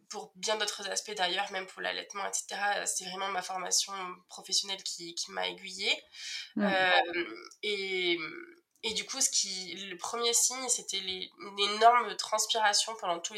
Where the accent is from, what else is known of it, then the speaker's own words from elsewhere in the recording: Cahors, Occitania, France; moi j'ai 31 ans, j'ai grandi dans le sud de la France, euh, à côté de Toulouse, à, Cahors.